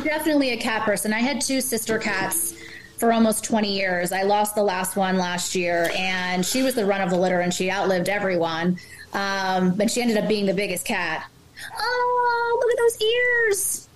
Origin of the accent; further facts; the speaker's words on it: New Jersey, United States; also born or lived in Manhattan; Growing up in Jersey, um, well, I grew up on the beach